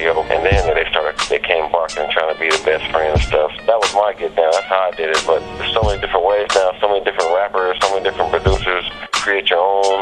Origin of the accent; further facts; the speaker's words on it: Vallejo, California, United States; moved away as an adult; also born or lived in Houston, Texas; I was born and raised in Vallejo, California, the V-Town